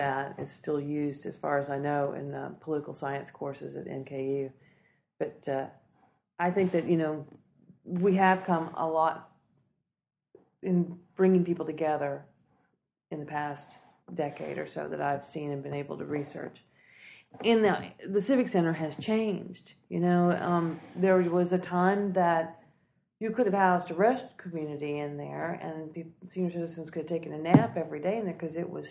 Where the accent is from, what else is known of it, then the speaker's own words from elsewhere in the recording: Kentucky, United States; now in Anderson, South Carolina, United States; I grew up in Kentucky